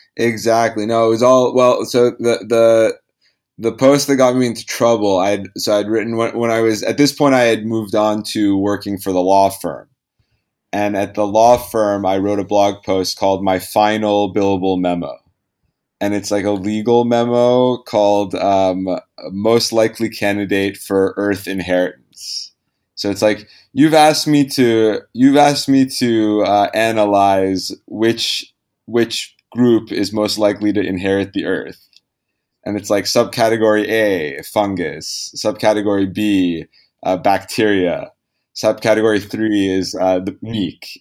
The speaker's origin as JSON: {"language": "English", "town": "Los Angeles", "region": "California", "country": "United States", "tie": "born or raised there", "said": "I was born in Los Angeles"}